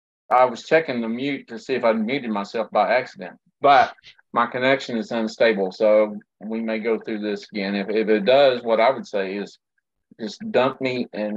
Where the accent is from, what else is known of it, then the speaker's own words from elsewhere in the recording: Texas, United States; now in California, United States; For me as a Texan